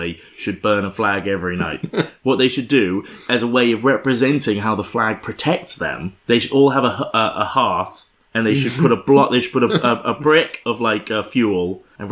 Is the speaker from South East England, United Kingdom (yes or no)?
yes; Oxford, South East England, United Kingdom; also born or lived in Dorset; I'm from Oxford. Like, I'm indigenous